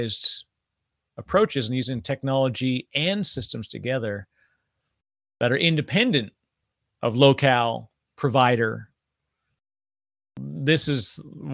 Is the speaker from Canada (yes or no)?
yes; Canada; moved away as an adult; also born or lived in Toronto, Canada / Vancouver, Canada; now in New Jersey, United States; I'm Canadian